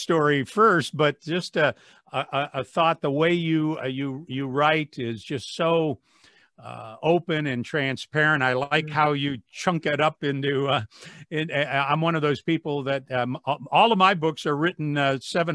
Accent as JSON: {"language": "English", "town": "Wadsworth", "region": "Ohio", "country": "United States", "tie": "born or raised there", "said": "here in my hometown on Wadsworth Community Radio"}